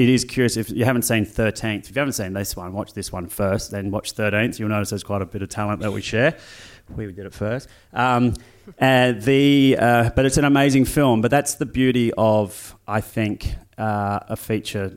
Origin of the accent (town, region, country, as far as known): Australia